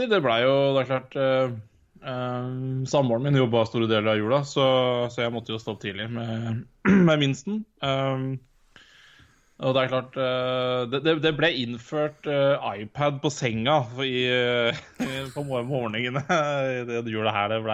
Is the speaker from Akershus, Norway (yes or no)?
no; Elverum, Innlandet, Norway; moved away; Så hjemme i Elverum